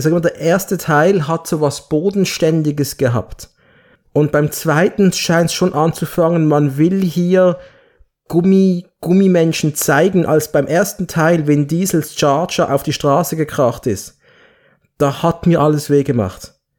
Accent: Basel, Basel-Stadt, Switzerland; bei uns in Basel

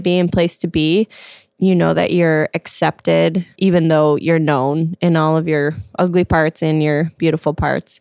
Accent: Glen Ellyn, Illinois, United States; now in Lombard, United States; I'm from the Midwest, Glen Ellen, Illinois, and I currently live in Lombard

